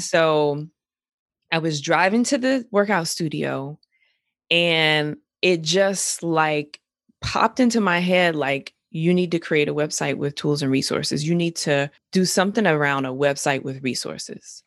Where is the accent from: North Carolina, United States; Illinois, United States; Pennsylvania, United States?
North Carolina, United States; Greensboro; I'm from Greensboro, I'm from North